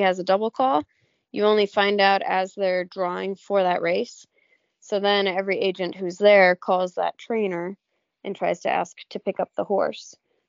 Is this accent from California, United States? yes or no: yes; California, United States; So since I came from California, where I don't get a lot of seasons, I appreciate having all the seasons here, and it really makes you excited for spring.